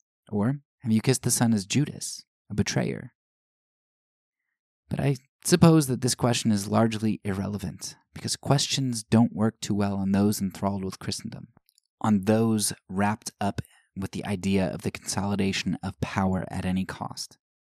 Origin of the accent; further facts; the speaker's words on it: United States; I am thankful for the opportunities that I had growing up in the United States